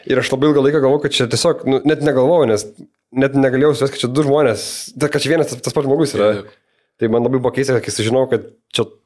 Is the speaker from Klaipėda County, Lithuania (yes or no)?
yes; Klaipėda, Klaipėda County, Lithuania; aš kadangi esu iš Turalaka, tai man būdavo tas, kur už Akropolio rajonas.